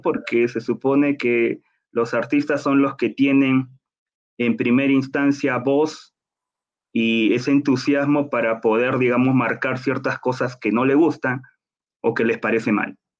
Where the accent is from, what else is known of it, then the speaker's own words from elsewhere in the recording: Lima, Peru; moved away as an adult; now in Bogotá, Colombia; yo soy de Lima, Perú